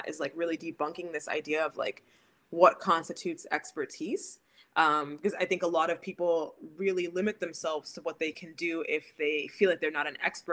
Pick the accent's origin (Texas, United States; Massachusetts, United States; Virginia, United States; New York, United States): New York, United States; growing up in the States and also growing up in New York